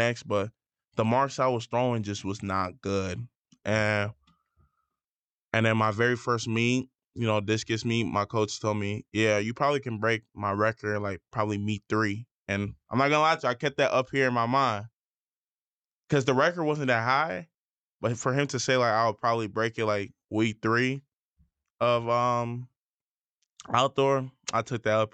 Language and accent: English; Schaumburg, Illinois, United States; moved away as an adult; I came from Schaumburg. We weren't a good team in high school